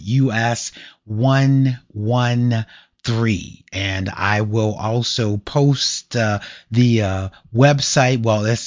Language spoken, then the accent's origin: English; Columbus, Ohio, United States; here in my hometown of Columbus, Ohio